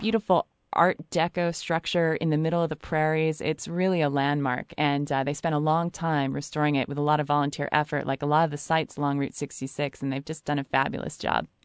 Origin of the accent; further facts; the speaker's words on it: Chicago, Illinois, United States; moved away; also born or lived in Los Angeles; I'm from Chicago